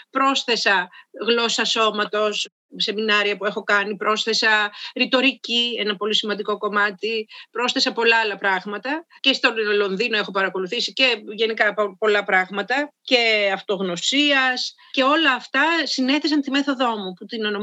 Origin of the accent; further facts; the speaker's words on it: Karditsa, Thessaly, Greece; είμαι από την Καρδίτσα και πηγαίνω στην Καρδίτσα και πηγαίνω και στο χωριό μου